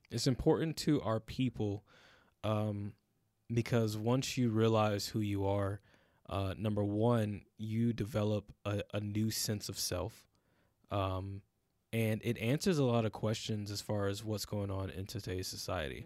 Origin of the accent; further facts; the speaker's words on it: United States; as Black people in America